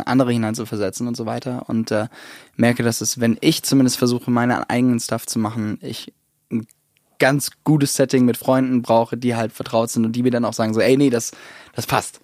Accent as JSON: {"language": "German", "region": "Southern Germany", "country": "Germany", "tie": "born or raised there", "also_born_or_lived": "United States", "said": "bin ich in Süddeutschland eben groß geworden"}